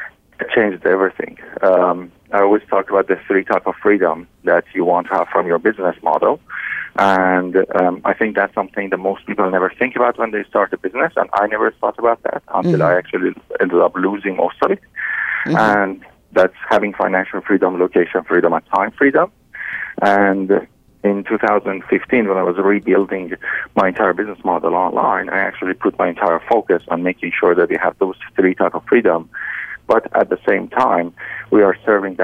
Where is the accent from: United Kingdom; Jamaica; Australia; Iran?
Iran; English is a second language; moved away as an adult; now in Canada; I was born and raised in Iran, and in 2009 we decided to move to Canada